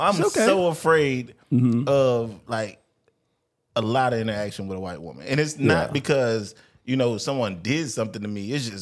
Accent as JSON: {"language": "English", "region": "Florida", "country": "United States", "tie": "born or raised there", "said": "I grew up in Florida. You know what I'm saying? I'm a Floridian."}